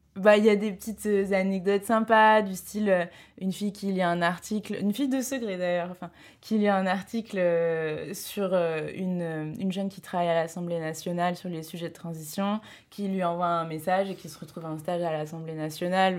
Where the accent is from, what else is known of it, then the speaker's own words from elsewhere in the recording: Pays de la Loire, France; moved away; j'ai décidé de faire ma césure euh, chez moi, dans le Maine-et-Loire